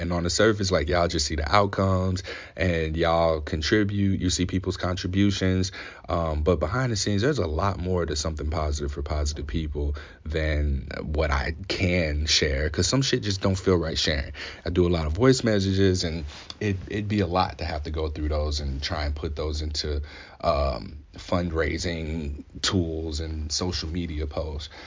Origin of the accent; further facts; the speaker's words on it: Ferguson, Missouri, United States; I grew up in Saint Louis, Missouri, Ferguson specifically